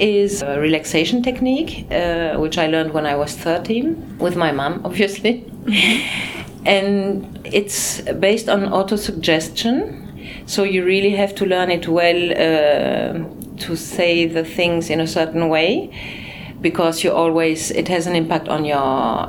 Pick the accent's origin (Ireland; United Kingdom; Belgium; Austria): Belgium; Brussels, Brussels-Capital Region; born there; also born or lived in Spain / France / Luxembourg; I mean, my parents, my mother was German, my father Belgian. I was born in Brussels and I lived in Spain 15 years. I lived in France, I lived in Luxembourg.